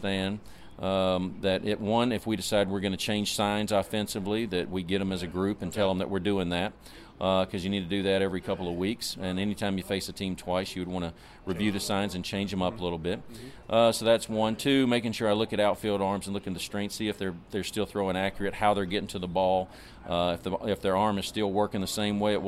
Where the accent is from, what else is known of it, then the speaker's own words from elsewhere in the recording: the South, United States; I'm from the South